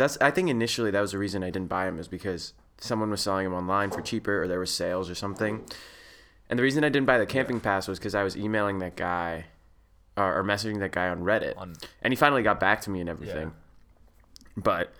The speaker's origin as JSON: {"language": "English", "region": "Saskatchewan", "country": "Canada"}